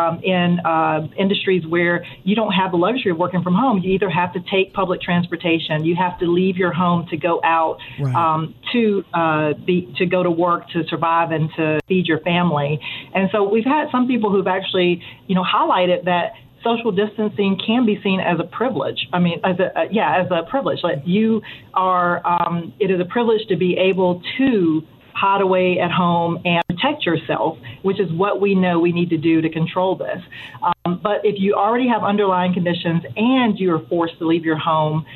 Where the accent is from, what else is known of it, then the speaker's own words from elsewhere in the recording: Eastern North Carolina, United States; I'm from Eastern North Carolina